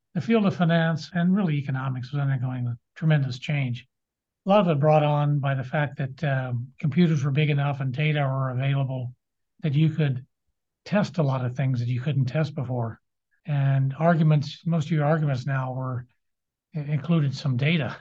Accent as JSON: {"language": "English", "town": "Lawrence", "region": "Kansas", "country": "United States", "tie": "born or raised there", "said": "I grew up on Naismith Drive in Lawrence"}